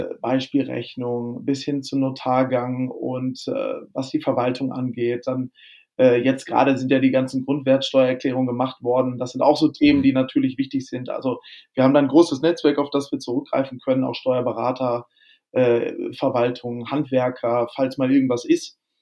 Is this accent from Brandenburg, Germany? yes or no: no; Lemgo, North Rhine-Westphalia, Germany; now in Hamburg, Germany; Ich komme aus der ostwestfälischen Provinz ähm, in der Nähe mhm. von Bielefeld, also Lemgo